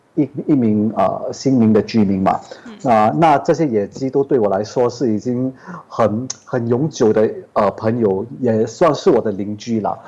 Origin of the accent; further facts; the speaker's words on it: Singapore; 我是来自新加坡